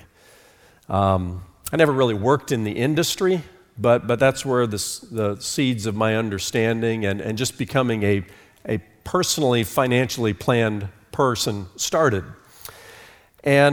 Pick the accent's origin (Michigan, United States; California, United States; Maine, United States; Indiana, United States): Indiana, United States; Fort Wayne; moved away as an adult; also born or lived in New York City / Charlotte, North Carolina; moved me from Fort Wayne, Indiana, which was my hometown, to New York City